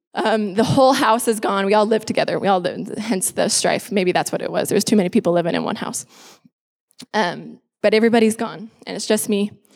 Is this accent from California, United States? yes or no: no; Lynnville-Sully, Iowa, United States; moved away as an adult; now in Texas, United States; I grew up in Iowa. I was born and raised there.